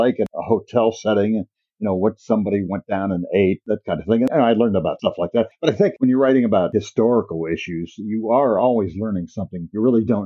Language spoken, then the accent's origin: English; Marion, Ohio, United States; moved away as an adult; also born or lived in England; Grew up in Ohio, a place called Marion, the home of President Harding